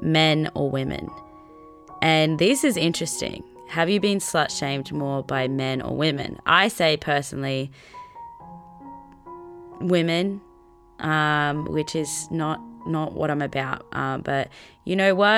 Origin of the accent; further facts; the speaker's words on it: Australia; as an Australian